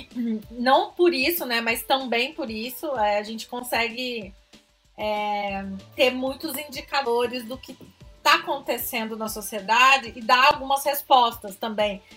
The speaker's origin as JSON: {"language": "Portuguese", "town": "Franca", "region": "São Paulo", "country": "Brazil", "accent": "interior", "said": "sou de Franca, sou do interior, acho que pelo sotaque dá pra perceber."}